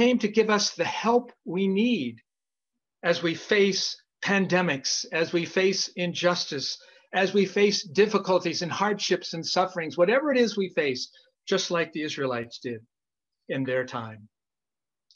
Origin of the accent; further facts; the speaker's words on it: Idaho, United States; moved away; when I was a young kid growing up in Idaho